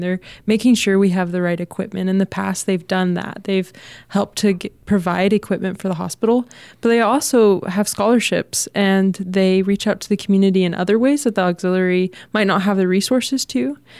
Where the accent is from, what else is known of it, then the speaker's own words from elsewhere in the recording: Texas, United States; moved away; I'm from Texas